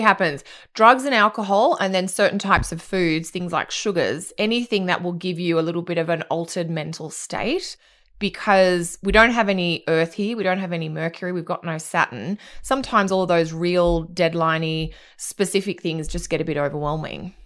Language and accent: English; Australia; also born or lived in Fiji; I grew up on islands in the Pacific, 'cause that's what Australia is, but I also lived in Fiji